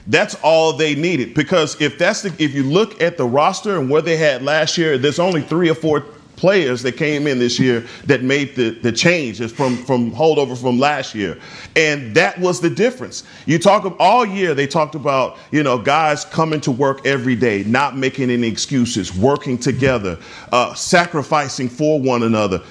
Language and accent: English; Dallas, Texas, United States; I'm from Dallas